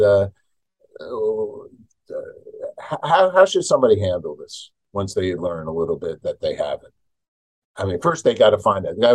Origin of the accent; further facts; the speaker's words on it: New York, United States; I'm from New York